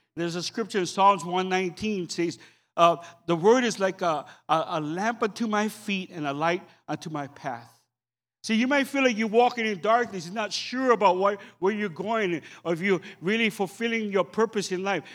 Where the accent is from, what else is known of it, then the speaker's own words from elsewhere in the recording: Oahu, Hawaii, United States; I'm, I'm from Oahu